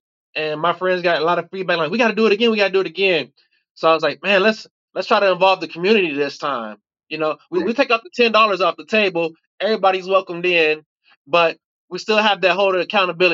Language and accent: English; Covert, Michigan, United States; moved away as an adult; also born or lived in Chicago, Illinois; now in Louisville, United States; my family moved to Michigan. And that's pretty much where I was raised at. Shout out to Covert, Covert, Michigan, CBT